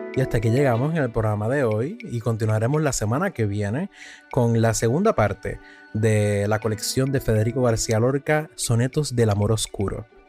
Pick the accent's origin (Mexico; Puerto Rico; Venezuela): Puerto Rico; los nacidos en mi tierra de Puerto Rico